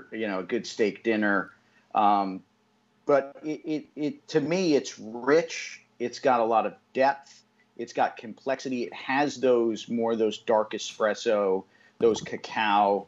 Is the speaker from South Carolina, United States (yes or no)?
no; Connecticut, United States; moved away as an adult; now in Nicaragua; I was 24 when I moved to Nicaragua, and being from Connecticut